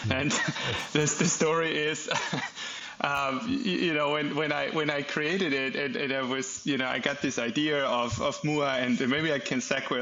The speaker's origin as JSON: {"language": "English", "country": "Germany", "tie": "born or raised there", "moved": "as an adult", "lives_now": "United States", "said": "I'm born and raised in Germany. Went to school there, got my education there, also started my first business in Germany before I moved over to the United States in 2016"}